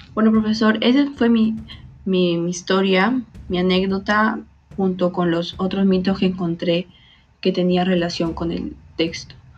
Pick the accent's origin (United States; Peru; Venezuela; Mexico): Peru; como peruanos